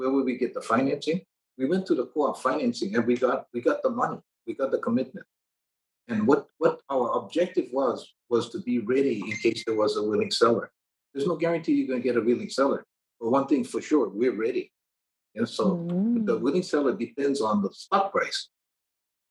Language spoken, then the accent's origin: English; Hawaii, United States; I'm Hawaiian